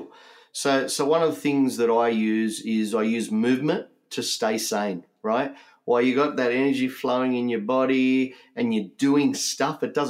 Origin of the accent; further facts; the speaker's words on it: Sydney, New South Wales, Australia; I'm from Sydney, New South Wales. My ancestry, if you want to know what that is, I've got an Italian background. But I am first generation Australian here.